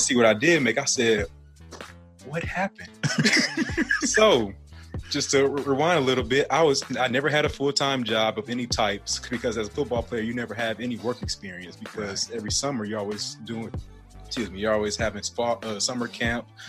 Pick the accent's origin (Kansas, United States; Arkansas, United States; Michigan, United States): Michigan, United States; Detroit; moved away; I was born in Detroit, Michigan, actually, and um, I was gr- growing up there